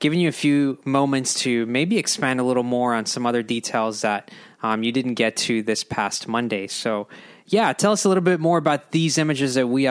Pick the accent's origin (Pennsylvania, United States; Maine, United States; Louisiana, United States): Louisiana, United States; New Orleans; now in Virginia, United States; I grew up in the New Orleans area, so we only had hurricane season and summer season